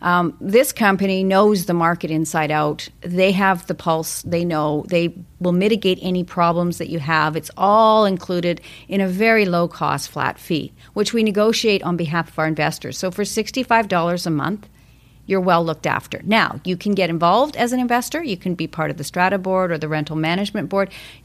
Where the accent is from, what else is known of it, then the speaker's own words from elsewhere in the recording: Calgary, Alberta, Canada; now in Vancouver, Canada; I came from Calgary. I came out here, and it happened to be sunny weather for 10 days.